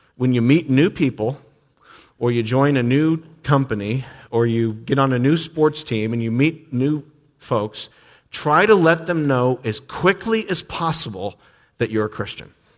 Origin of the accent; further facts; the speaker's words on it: United States; grew up in this country